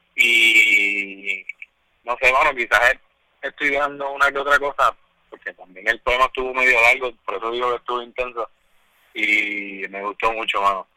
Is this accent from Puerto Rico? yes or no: yes; Puerto Rico; nosotros como puertorriqueños